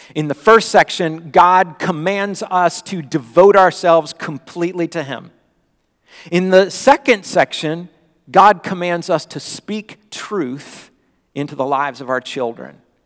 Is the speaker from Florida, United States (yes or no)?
yes; Florida, United States; moved away; when I was growing up in Florida